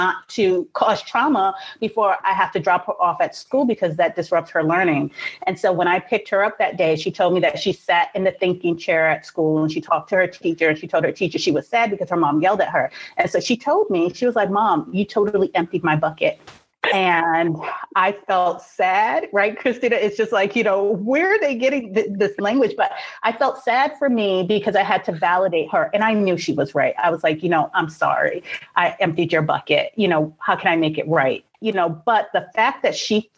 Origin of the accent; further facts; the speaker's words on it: New York City, New York, United States; I grew up in Brooklyn in the 80s